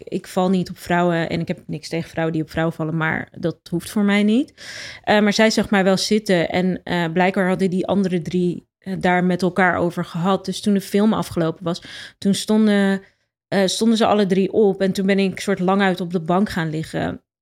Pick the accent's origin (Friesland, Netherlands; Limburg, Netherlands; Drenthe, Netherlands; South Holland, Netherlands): South Holland, Netherlands; Rotterdam; ik ben opgegroeid in Rotterdam. Eh, op Zuid.